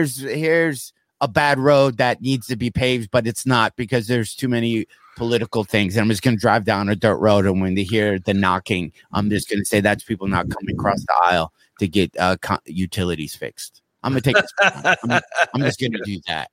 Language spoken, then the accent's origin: English; South Lyon, Michigan, United States; my hometown of South Lyon